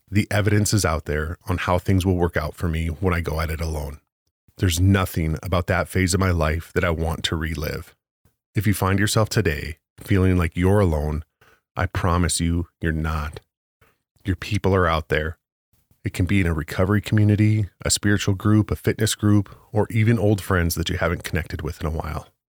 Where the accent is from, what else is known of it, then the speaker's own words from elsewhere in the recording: Williston, North Dakota, United States; my hometown of Williston, North Dakota